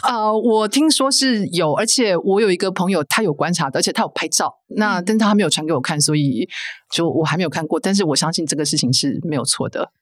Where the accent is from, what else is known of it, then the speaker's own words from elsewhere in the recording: Taiwan; also born or lived in United States; 可能就是因为身为台湾人